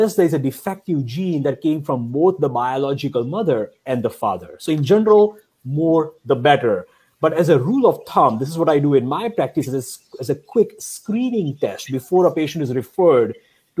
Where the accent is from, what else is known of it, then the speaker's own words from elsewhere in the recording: India; moved away; I grew up in India